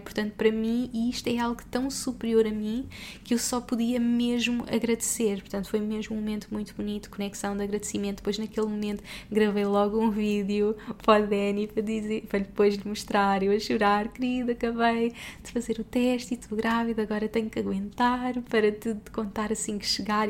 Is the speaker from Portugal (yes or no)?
yes; Portugal; moved away as an adult; also born or lived in Dubai; somos portugueses pelo mundo, que estamos há anos fora